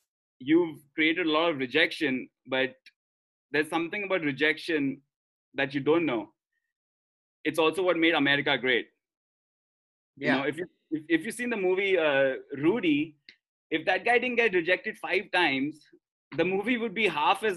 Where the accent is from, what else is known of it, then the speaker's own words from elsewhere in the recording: India; accent: Indian; We both are Australian, as you can tell from my Indian accent.